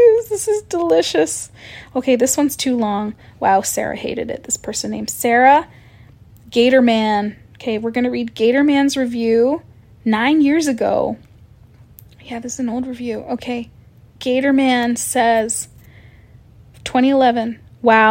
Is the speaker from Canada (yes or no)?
yes; Canada; I'm Canadian